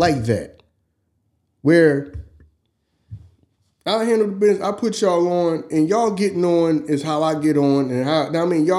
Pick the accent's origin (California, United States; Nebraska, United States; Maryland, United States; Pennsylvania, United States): Pennsylvania, United States; Philadelphia; we're from Philly.